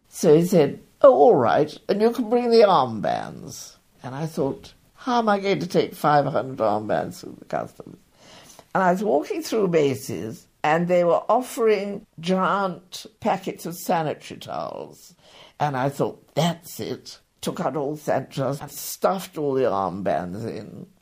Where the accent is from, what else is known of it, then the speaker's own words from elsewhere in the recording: England, United Kingdom; moved away; also born or lived in New York; being English